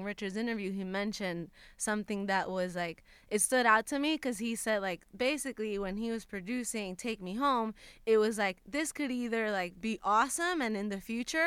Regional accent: Puerto Rico; moved away as an adult; now in Los Angeles, United States; I had just moved to LA. I'm from Puerto Rico.

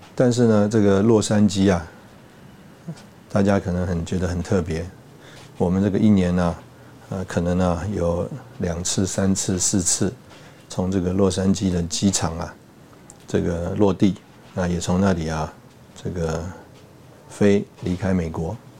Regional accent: Taipei, Taiwan; also born or lived in Hsinchu / Changhua / Taichung / Tainan; 我是从小在台北长大

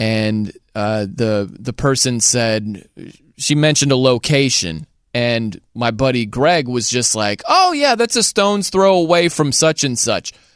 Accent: South Bend, Indiana, United States; now in Nashville, United States; I grew up in South Bend

